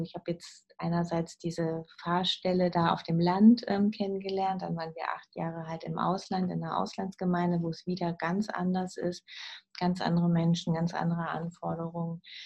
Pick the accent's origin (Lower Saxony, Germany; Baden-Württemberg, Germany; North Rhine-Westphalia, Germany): Lower Saxony, Germany; Uslar; moved away as an adult; also born or lived in Peru; ich bin aufgewachsen in der Nähe von Uslar im Solling